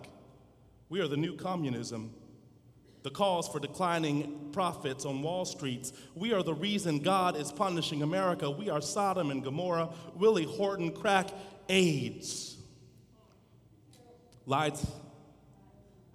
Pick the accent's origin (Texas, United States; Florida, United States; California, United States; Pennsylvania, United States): Texas, United States; Dallas; As a kid growing up in Dallas, Texas